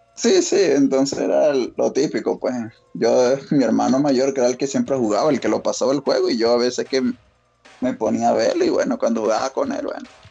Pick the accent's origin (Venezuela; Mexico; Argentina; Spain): Venezuela; now in Colombia; ahorita estoy de, Colombia en realidad, pero soy de Venezuela